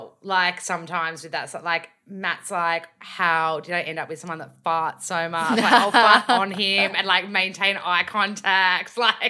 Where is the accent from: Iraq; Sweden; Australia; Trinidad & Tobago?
Australia; accent: bogan; My accent isn't as bogan now because I have literally done 2 years of vocal work. I remember the day one of my voice teacher, I was like, I don't want to lose my bogan accent.